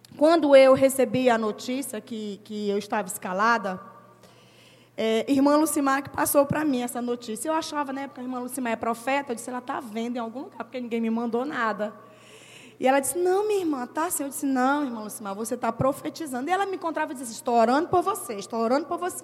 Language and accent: Portuguese; Roraima, Brazil; moved away; eu estava em Roraima, porque eu sou de Roraima